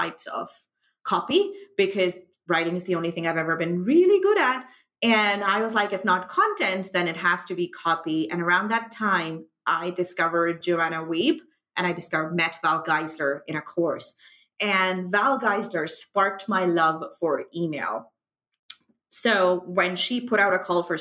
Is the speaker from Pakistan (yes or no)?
yes; Pakistan; moved away as an adult; also born or lived in United Arab Emirates; I am from Pakistan, was born, you know, and grew up there, moved to the UAE, and now I'm back in Pakistan.